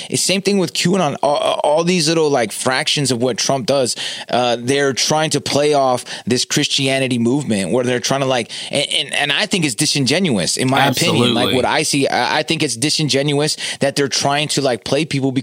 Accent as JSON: {"language": "English", "region": "California", "country": "United States", "said": "I'm from California. We have Carl's Jr."}